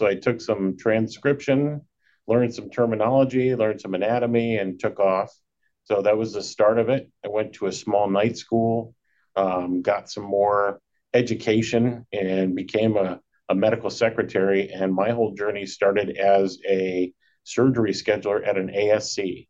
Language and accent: English; Chardon, Ohio, United States; I grew up in Northeast Ohio in a little town called Chardon. Those of us that know it, it gets a lot more snow than the rest of Ohio. We're right up on the bank of the Lake Erie.